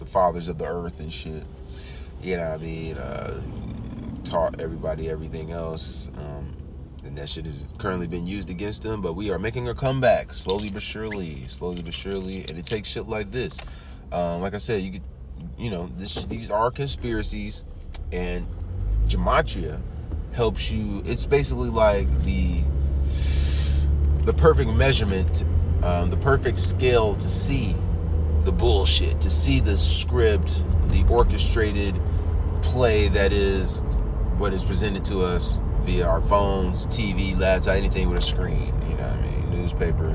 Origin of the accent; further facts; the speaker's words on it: United States; I'm still an American